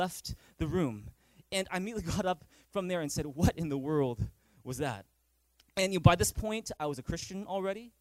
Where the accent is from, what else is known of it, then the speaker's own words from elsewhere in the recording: Vancouver, British Columbia, Canada; growing up in Vancouver